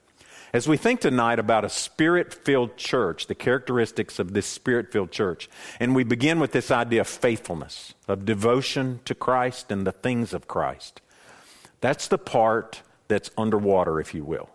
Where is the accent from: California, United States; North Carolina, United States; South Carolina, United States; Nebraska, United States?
North Carolina, United States; Boone; I'm born in the mountains, born and raised in Boone